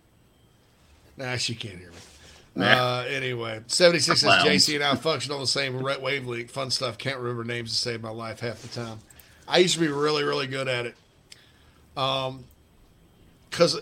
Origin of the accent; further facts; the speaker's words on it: South Carolina, United States; South Carolina